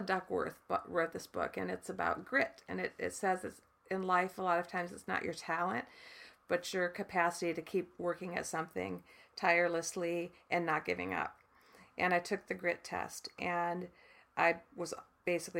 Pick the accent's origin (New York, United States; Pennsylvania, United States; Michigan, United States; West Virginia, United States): Michigan, United States; I grew up in the Midwest in Michigan, in a farm town.